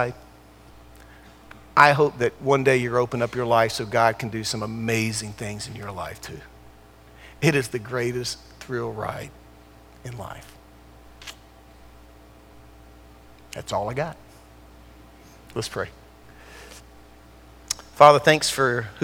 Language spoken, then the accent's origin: English; Durham, North Carolina, United States; moved away; also born or lived in California; I grew up in Durham